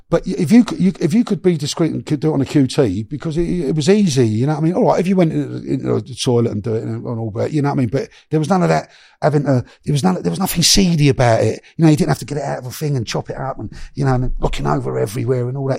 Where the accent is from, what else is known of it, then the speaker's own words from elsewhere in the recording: London, United Kingdom; also born or lived in Miami; I come from Notting Hill, Shepherd's Bush